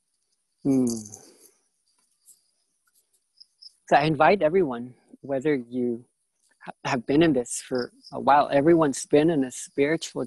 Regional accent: Philippines; I come from a different energetic signature being from the Philippines

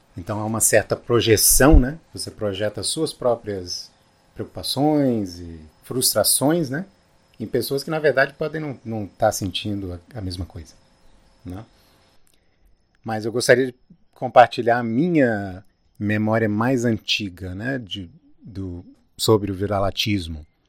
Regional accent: Brazil; moved away; also born or lived in United States; uma pessoa como eu, que sou brasileiro

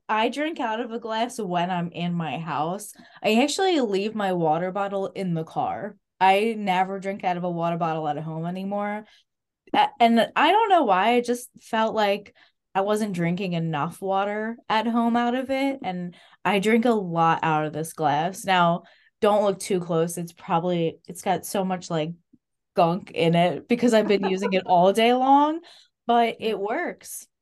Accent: Clifton, United States; I grew up in Clifton

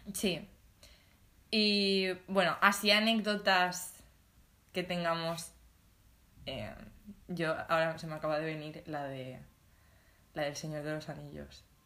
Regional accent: Alicante, Valencian Community, Spain; now in Valencia, Spain; Somos de Alicante

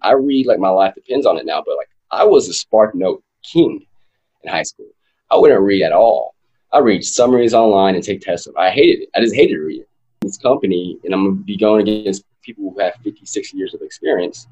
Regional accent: West Texas, United States; born and raised in West Texas

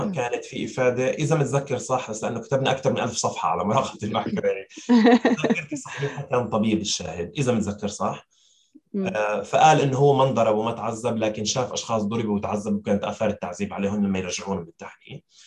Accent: Syria; نحن كسوريين

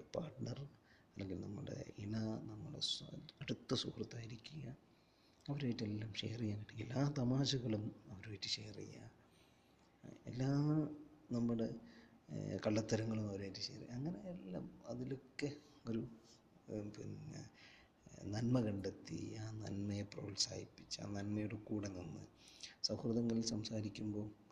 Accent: Kozhikode, Kerala, India; now in Saudi Arabia; ഞാനൊരു കോഴിക്കോട്ടുകാരനാണ്

